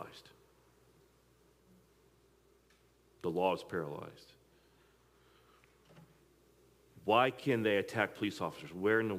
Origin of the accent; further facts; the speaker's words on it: Midwest, United States; moved away as an adult; also born or lived in East Coast; I was in the Midwest, I was from the Midwest.